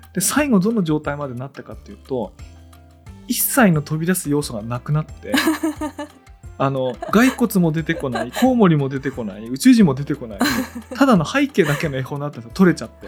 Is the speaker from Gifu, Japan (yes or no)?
yes; Tōnō, Gifu, Japan; 私がこう東能の出身なんで